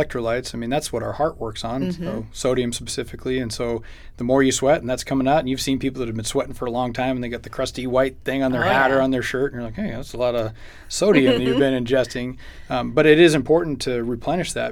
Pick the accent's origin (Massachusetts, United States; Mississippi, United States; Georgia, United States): Massachusetts, United States; now in Chandler, United States; I'm from Massachusetts